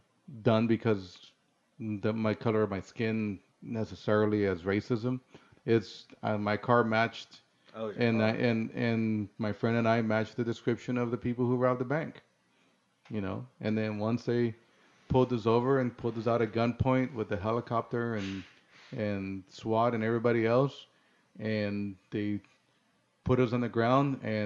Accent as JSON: {"language": "English", "town": "Los Angeles", "region": "California", "country": "United States", "tie": "born or raised there", "also_born_or_lived": "Managua, Nicaragua", "second_language": "English", "said": "because of where I grew up in Los Angeles"}